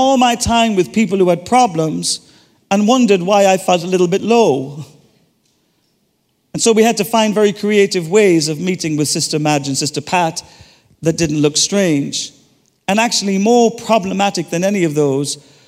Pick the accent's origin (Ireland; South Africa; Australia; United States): Ireland; I'm Irish